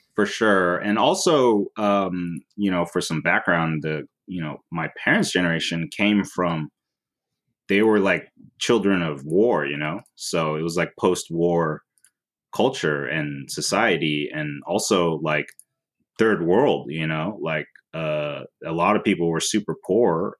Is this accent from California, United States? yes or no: yes; Oakland, California, United States; also born or lived in San Francisco; grew up in Oakland.